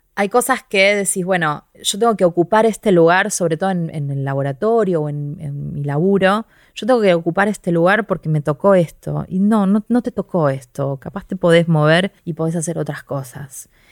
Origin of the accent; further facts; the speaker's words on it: Quilmes, Buenos Aires Province, Argentina; yo soy de Quilmes